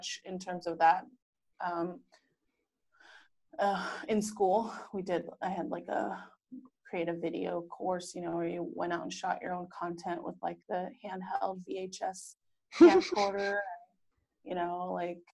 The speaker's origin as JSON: {"language": "English", "town": "San Diego", "region": "California", "country": "United States", "tie": "born or raised there", "also_born_or_lived": "New York", "moved": "as an adult", "lives_now": "San Diego, United States", "said": "I am from San Diego, born and raised"}